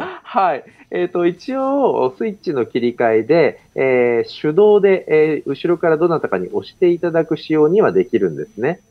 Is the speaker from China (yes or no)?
no; Tokyo, Japan; 私自身あの、東京で生まれ育って、この東京という都市に非常に愛着がある